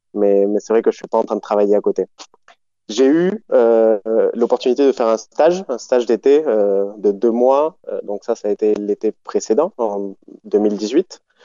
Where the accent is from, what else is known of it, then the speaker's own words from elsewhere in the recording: Montpellier, Occitania, France; moved away as an adult; also born or lived in Buenos Aires, Argentina; J'ai grandi en France, je suis né à Montpellier, j'ai grandi là-bas et j'ai vécu, en gros, jusqu'à mes dix-huit ans.